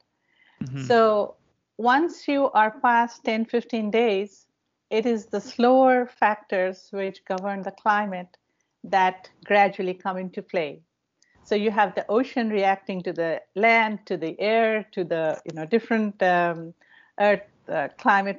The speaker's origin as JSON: {"language": "English", "country": "India", "tie": "born or raised there", "moved": "as an adult", "said": "Growing up in India, we had a privilege of visiting Himalayas"}